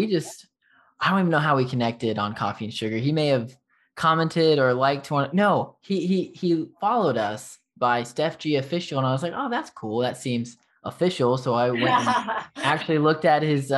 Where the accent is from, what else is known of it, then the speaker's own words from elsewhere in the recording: Texas, United States; accent: Texas; my Texas accent